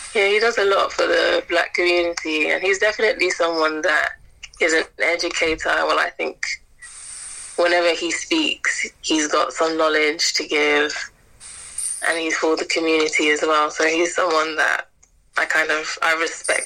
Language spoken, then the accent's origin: English; St. Lucia; I'm from St. Lucia